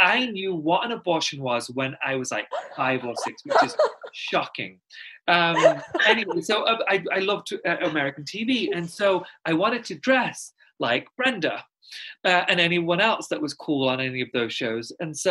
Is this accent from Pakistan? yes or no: yes; Pakistan; I'm Muslim and I'm Pakistani. And if, not to sound condescending, a lot of people don't know where it is. So I'm just going to tell you, it neighbors India.